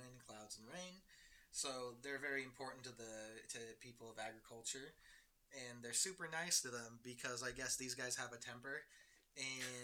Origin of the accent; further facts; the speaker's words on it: United States; I'm an American